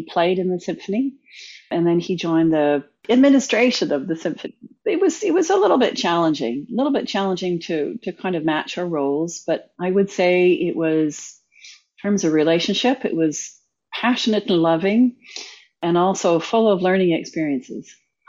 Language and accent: English; Kingston, Ontario, Canada; now in Bermuda; I was born in Kingston, Ontario, in Canada. I come from a family of nature lovers and music lovers and very curious people.